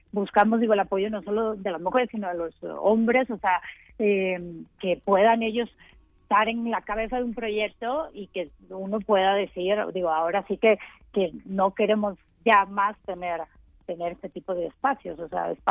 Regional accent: Mexico; en realidad no solamente somos mexicanas, o sea, hay gente aquí de Brasil, Venezuela, Colombia, Costa Rica, Francia

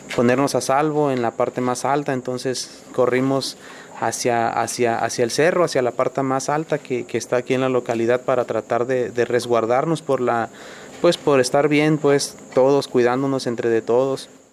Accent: Barra de Copalita, Oaxaca, Mexico; soy originario de Barra de Copalita, pertenece al municipio de San Miguel del Puerto.

